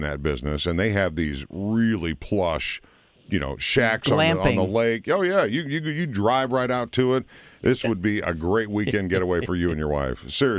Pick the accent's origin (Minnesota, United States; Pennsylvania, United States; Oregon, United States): Minnesota, United States; I'm from Minnesota.